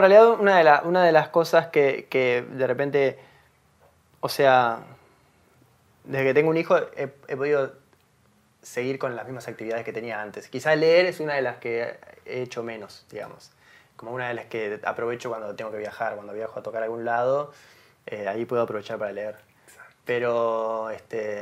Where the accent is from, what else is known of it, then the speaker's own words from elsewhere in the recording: Montevideo, Uruguay; nací en Montevideo, que viví toda mi vida en Montevideo